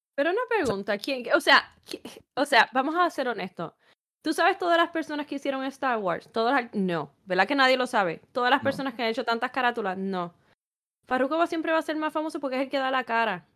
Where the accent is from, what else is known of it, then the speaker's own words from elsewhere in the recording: Puerto Rico; moved away; yo soy puertorriqueña